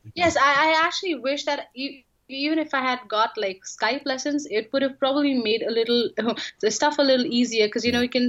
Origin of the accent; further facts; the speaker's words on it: India; I'm from India.